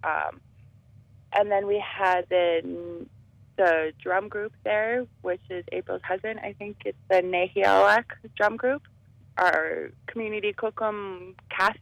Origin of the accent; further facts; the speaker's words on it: Enoch Cree Nation, Alberta, Canada; I am from the Enoch Cree Nation